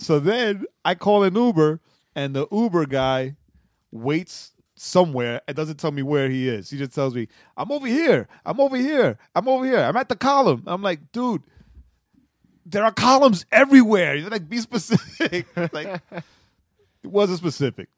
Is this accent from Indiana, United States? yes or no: no; New York City, New York, United States; moved away; being born and raised in New York City